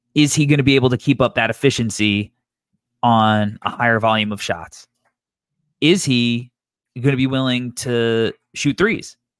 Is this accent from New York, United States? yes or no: yes; New York, United States; when you're from New York. It's, like, a big part of New York culture for us growing up